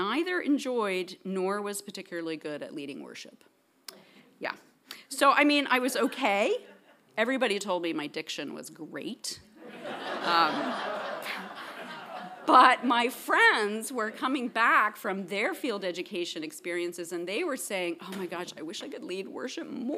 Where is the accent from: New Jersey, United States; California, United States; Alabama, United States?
New Jersey, United States; Princeton; also born or lived in Paris; My dad taught here at PTS before me, so I grew up here in Princeton, kind of on the campus.